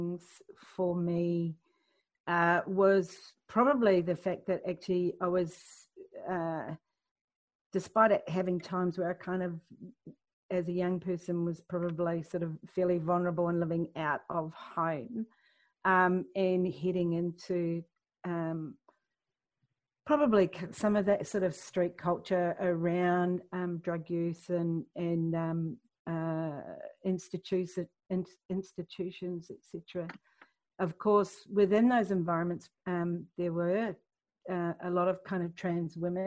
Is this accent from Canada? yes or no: no; New Zealand; I grew up in Aotearoa in New Zealand